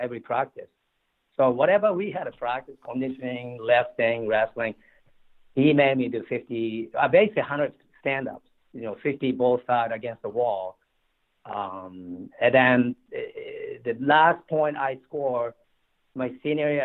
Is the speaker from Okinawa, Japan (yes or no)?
no; Tokyo, Japan; moved away as an adult; also born or lived in State College, Pennsylvania; I grew up in Tokyo